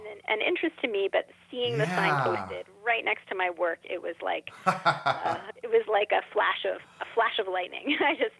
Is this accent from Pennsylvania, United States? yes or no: yes; Philadelphia, Pennsylvania, United States; I grew up in Philadelphia, which is obviously an urban environment, but there's real healthy amount of natural spaces and natural wilds here in Philadelphia, too